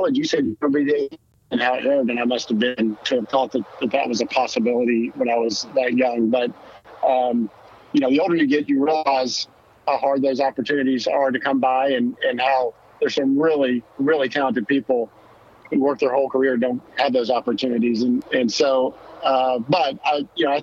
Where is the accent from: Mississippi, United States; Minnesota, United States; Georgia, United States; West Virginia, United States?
Mississippi, United States; moved away as an adult; also born or lived in Alabama / Kentucky; now in Florida, United States; growing up in the South, I grew up in Mississippi